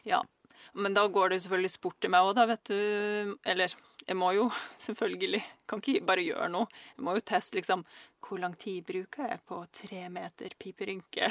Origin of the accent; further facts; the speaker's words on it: Russia; now in Norway; jeg er fra Russland